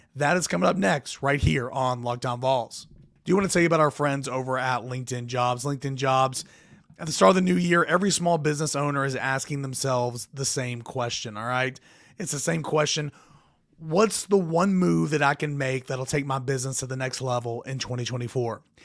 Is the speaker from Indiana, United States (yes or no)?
no; Jefferson County, Tennessee, United States; I'm from Jeff County